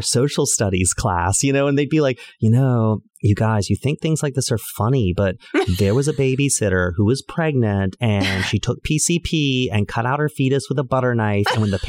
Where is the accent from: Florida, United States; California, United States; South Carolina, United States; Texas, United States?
South Carolina, United States; I'm from South Carolina.